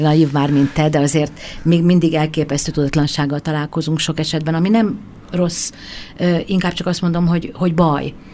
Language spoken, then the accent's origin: Hungarian; Hungary; moved away; vidéken nőttem föl